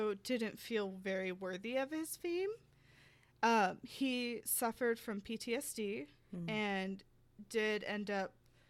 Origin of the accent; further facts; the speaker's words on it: the South, United States; because when I was that age, I grew up in the South.